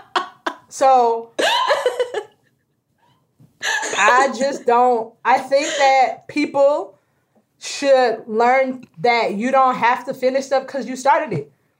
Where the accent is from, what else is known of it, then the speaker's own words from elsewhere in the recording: Tallahassee, Florida, United States; I grew up in Tallahassee